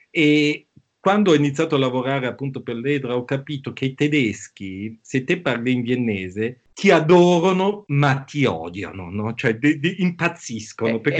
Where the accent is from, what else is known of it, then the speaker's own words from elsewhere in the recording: Bangkok, Thailand; born there; io sono nato a Bangkok, quindi mi sento un po' asiatico